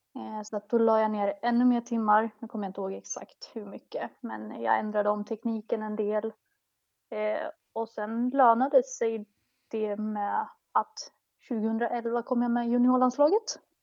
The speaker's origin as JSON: {"language": "Swedish", "town": "Motala", "region": "Östergötland", "country": "Sweden", "tie": "born or raised there", "also_born_or_lived": "Västerås / Stockholm", "moved": "yes", "said": "det är hemma i Motala där jag växte upp"}